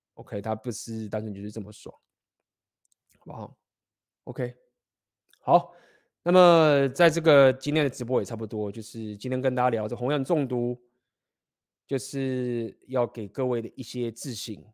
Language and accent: Chinese; Taiwan; 我们台湾人